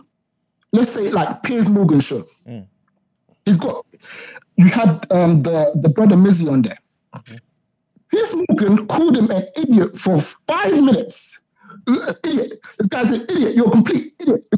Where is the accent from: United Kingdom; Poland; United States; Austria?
United Kingdom; Croydon, London; I'm from Croydon